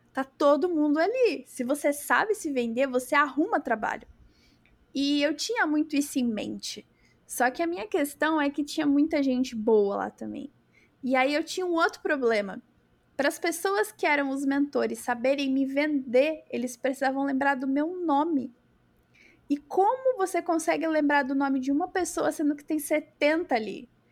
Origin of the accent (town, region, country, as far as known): Brazil